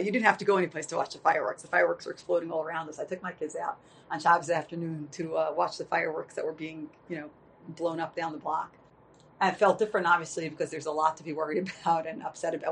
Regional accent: United States; I would call myself an American patriot

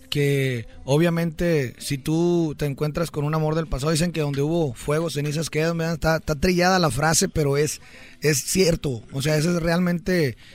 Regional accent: Querétaro, Mexico; Soy de Querétaro.

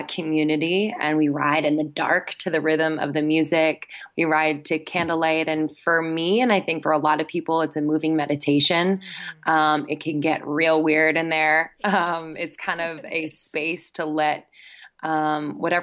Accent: Philadelphia, Pennsylvania, United States; moved away as an adult; also born or lived in Boston / New York City; I am from the East Coast, so I'm from Philadelphia, the Philadelphia area, just north of Philadelphia.

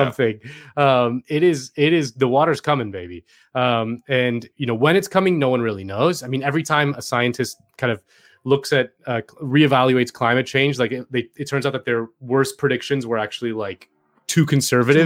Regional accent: Miami, Florida, United States; moved away; I'm from Miami

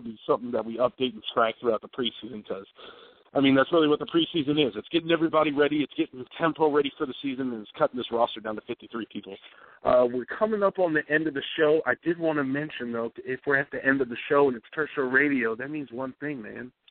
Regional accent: Dallas, Texas, United States; AT&T Stadium, my hometown, Dallas, Texas.

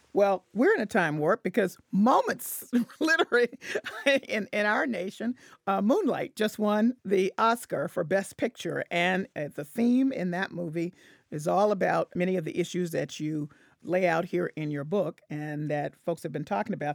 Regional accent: Memphis, Tennessee, United States; I'm from Memphis

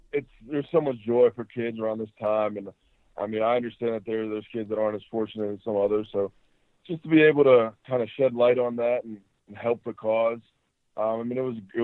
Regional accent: Pittsburgh, Pennsylvania, United States; moved away as an adult; now in Chicago, United States; I'm from Pittsburgh

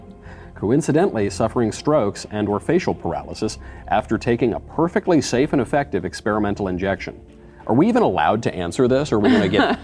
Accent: New York, United States; New York.

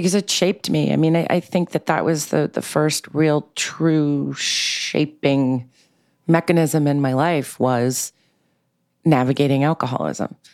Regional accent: New York City, New York, United States; I grew up in New York City in a very eclectic, bohemian, um, y, uh, diverse way in Manhattan

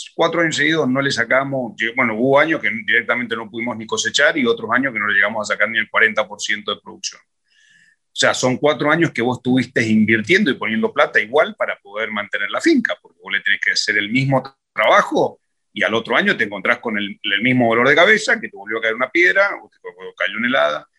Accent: Junín, Mendoza, Argentina; una zona de Junín muy, muy linda, una finca muy bonita, que es donde yo me crié

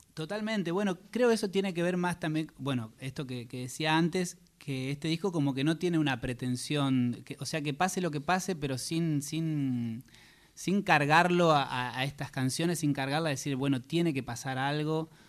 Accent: Salto, Buenos Aires Province, Argentina; moved away as an adult; now in Dublin, Ireland; Yo soy de Salto, provincia de Buenos Aires

